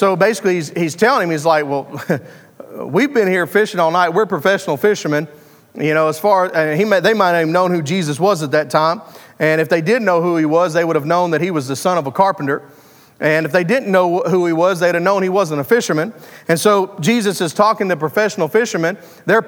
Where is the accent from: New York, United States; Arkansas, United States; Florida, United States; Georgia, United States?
Arkansas, United States; I am from Arkansas